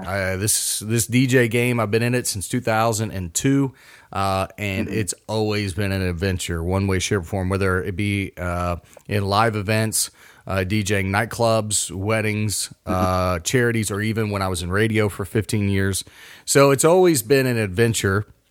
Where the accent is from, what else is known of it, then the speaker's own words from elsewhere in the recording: Mason, Ohio, United States; now in West Virginia, United States; I grew up near Kings Island